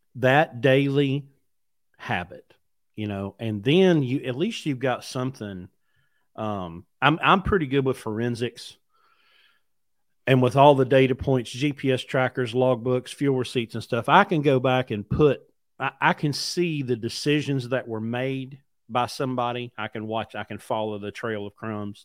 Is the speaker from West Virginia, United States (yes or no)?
yes; West Virginia, United States; I grew up in mountains. I grew up in West Virginia.